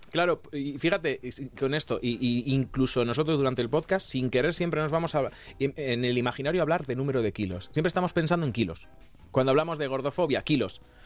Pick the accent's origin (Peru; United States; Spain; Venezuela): Spain; Toledo, Castilla-La Mancha; yo soy de Castilla-La Mancha